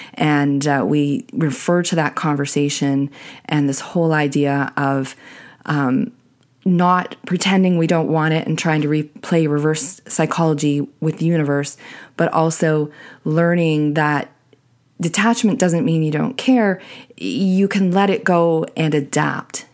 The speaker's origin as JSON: {"language": "English", "country": "Canada", "said": "I'm Canadian"}